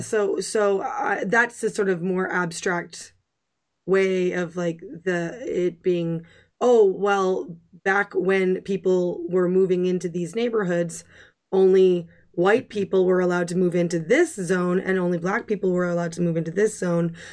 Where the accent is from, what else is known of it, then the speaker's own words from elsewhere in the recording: Canada; I'm a Canadian